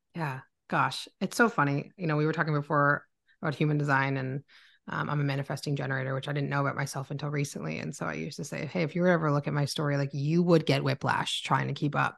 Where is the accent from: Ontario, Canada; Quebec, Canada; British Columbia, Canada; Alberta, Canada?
Ontario, Canada; Oakville; moved away as an adult; also born or lived in Toronto, Ontario, Canada; now in Barrie, Canada; I was born in Toronto, Ontario, Canada, um, but grew up in Oakville